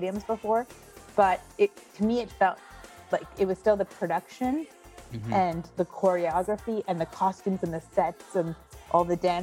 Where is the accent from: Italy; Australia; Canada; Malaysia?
Canada; Montreal, Quebec; moved away as an adult; now in New York, United States; my hometown of Montreal